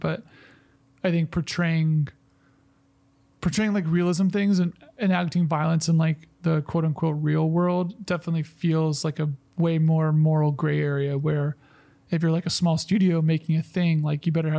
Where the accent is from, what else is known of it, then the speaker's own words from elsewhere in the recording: the South, United States; I was born in the South